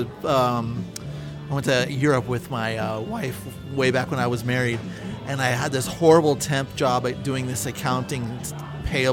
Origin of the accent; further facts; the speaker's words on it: United States; growing up in the United States